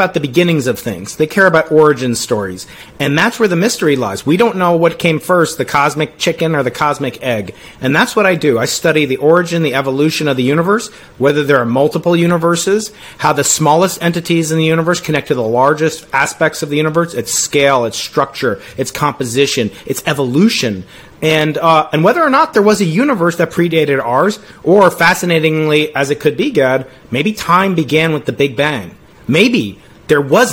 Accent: New York, United States; I'm a New Yorker

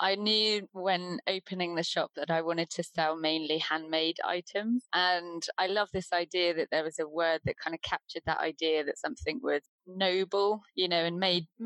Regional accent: Deal, South East England, United Kingdom; moved away as an adult; now in Wales, United Kingdom; I grew up in Deal in Kent

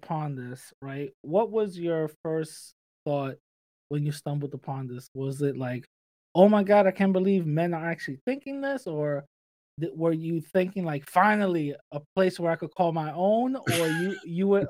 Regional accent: New York City, New York, United States; growing up in the Bronx

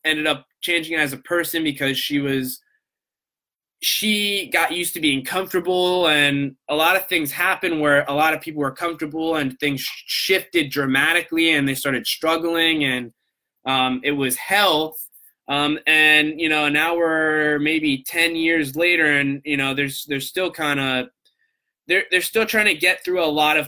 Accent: Coral Springs, Florida, United States; also born or lived in Long Island, New York; I grew up in South Florida in the Coral Springs area

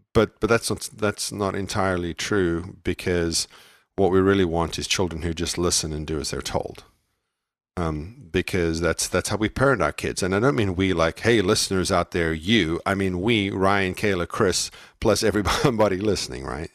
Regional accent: South Africa; moved away; I'm from, I was raised in South Africa.

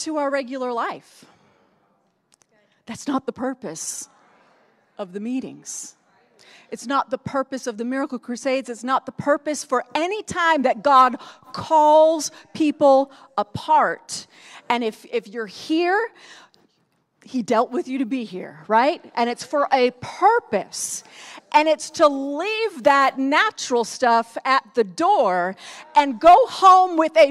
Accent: Northeast, United States; moved away; I grew up in the Northeast. It gets cold up there.

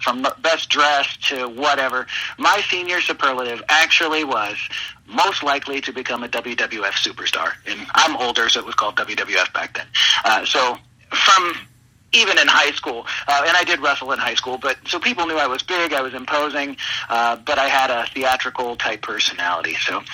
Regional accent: Cincinnati, Ohio, United States; born or raised there

